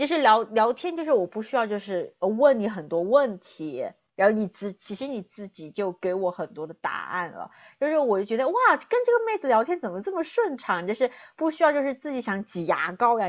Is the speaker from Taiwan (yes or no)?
no; southern China, China; accent: southern; moved away as an adult; now in United States; 大家听我的口音呢，就听得出来我是南方人